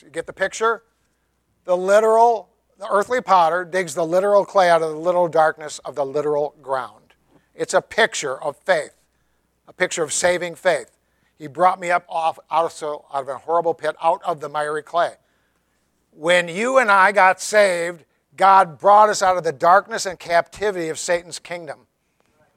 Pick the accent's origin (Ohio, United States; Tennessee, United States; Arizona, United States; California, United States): Tennessee, United States; I'm from Tennessee.